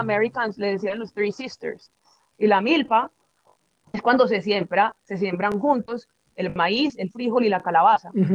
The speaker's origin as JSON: {"language": "Spanish", "region": "Antioquia", "country": "Colombia", "said": "aquí en Antioquia, de donde soy"}